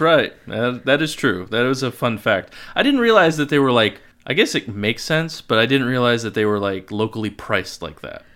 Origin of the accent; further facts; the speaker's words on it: Lisbon, Connecticut, United States; accent: Norwich; I grew up in Lisbon.